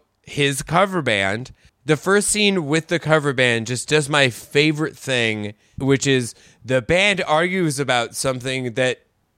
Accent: Queens, New York, United States; I'm from Queens. I love Rat.

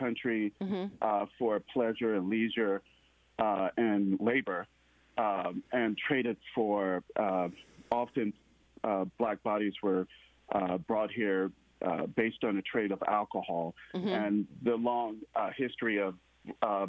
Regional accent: Mississippi, United States; moved away; I'm from Mississippi, so the viewers will probably hear the accent

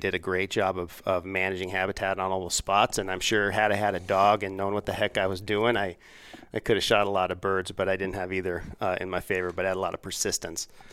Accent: Laramie, Wyoming, United States; moved away as an adult; also born or lived in Washington, D.C.; I'm, I'm from Laramie

